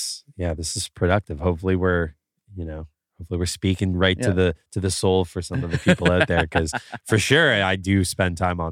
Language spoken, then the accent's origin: English; Canada; And I'm from Canada. We got crazy rules.